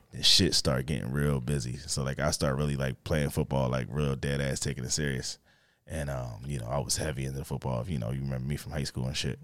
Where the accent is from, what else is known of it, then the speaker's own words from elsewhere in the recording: Philadelphia, Pennsylvania, United States; grew up in, uh, in Northeast at first. I was in Northeast until, like, fourth grade